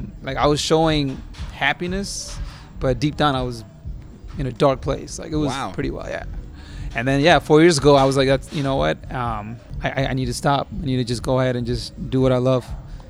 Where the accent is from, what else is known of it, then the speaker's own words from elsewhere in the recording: South India, India; I'm obviously being like from South, you know, being South Indian and having that old school mentality